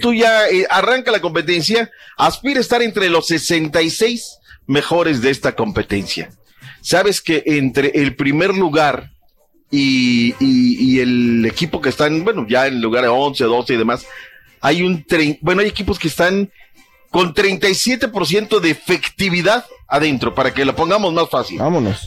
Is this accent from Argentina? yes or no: no; Mexico; somos gachos los mexicanos